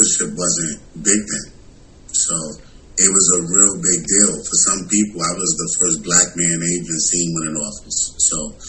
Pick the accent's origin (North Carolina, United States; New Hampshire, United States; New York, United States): New York, United States; New York City; moved away as an adult; also born or lived in Tuskegee, Alabama; now in Atlanta, United States; growing up in New York